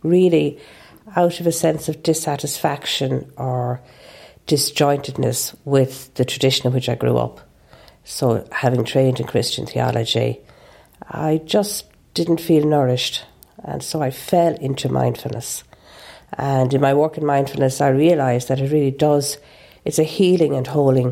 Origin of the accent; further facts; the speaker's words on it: Ireland; I'm an Irish Catholic. It's in my genes